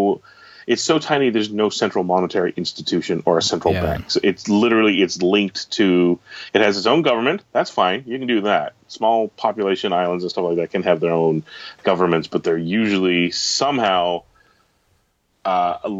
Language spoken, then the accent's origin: English; Canada; being a Canadian